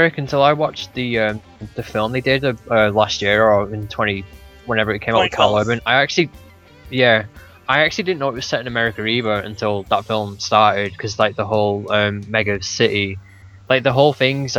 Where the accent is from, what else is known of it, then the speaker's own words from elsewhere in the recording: United Kingdom; I'm a bad Brit